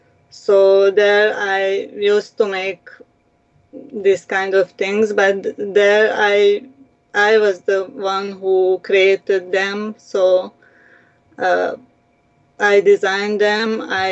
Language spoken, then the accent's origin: English; Romania; now in Laval, Canada; refugees, as immigrants. We came here from Romania.